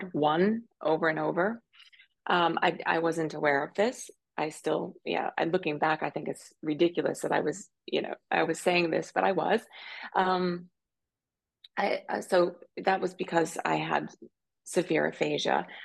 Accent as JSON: {"language": "English", "region": "Pennsylvania", "country": "United States", "also_born_or_lived": "New York / London / Tokyo", "moved": "as an adult", "lives_now": "Zurich, Switzerland", "said": "I'm originally a country girl from Pennsylvania, although I haven't lived in Pennsylvania or in the U.S. for 20 years"}